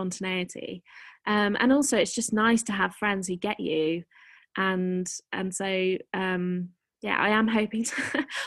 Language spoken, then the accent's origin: English; Shropshire, West Midlands, United Kingdom; born or raised there; moved away as an adult; also born or lived in London / Berlin